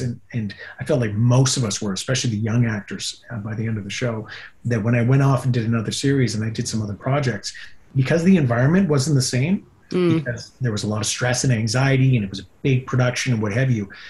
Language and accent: English; Yukon, Canada; also born or lived in California; now in Vancouver, Canada; I'll always be a Yukon boy at heart, and I go back every year